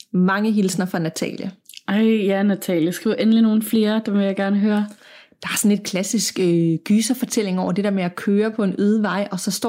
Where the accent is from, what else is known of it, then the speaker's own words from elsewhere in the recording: Middelfart, Southern Denmark, Denmark; Jeg kommer fra Middelfart på Fyn, som er byen, inden man krydser over til Jylland.